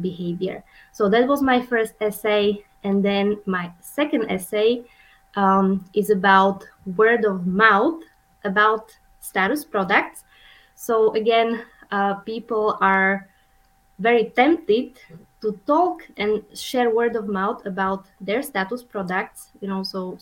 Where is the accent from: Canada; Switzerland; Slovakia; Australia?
Slovakia; moved away as an adult; also born or lived in Vienna, Austria / Orlando, Florida, United States / Montpellier, France; now in Omaha, United States; I'm originally from Slovakia, which is a tiny country in the middle of Europe